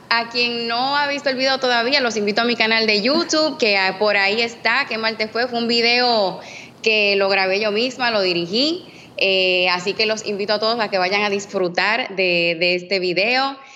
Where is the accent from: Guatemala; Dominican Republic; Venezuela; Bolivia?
Dominican Republic; soy dominicana